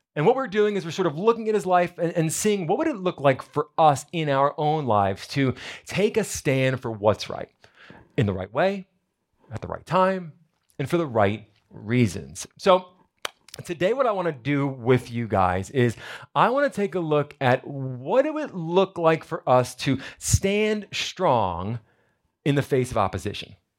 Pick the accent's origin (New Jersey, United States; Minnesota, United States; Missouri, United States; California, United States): New Jersey, United States; moved away; I'm from New Jersey. We like to go crabbing up there